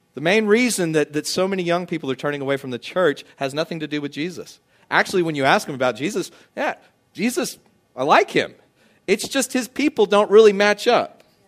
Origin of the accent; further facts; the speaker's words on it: United States; as an American who grew up cleaning my plate